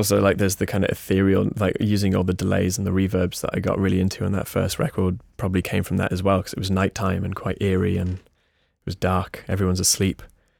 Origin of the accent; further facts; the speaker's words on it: United States; born there; He lived in America. I was born in America.